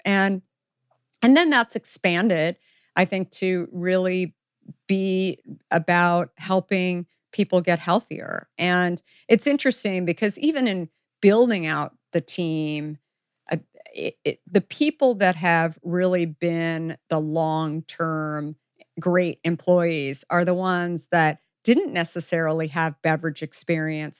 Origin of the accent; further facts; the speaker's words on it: the West, United States; I grew up in the West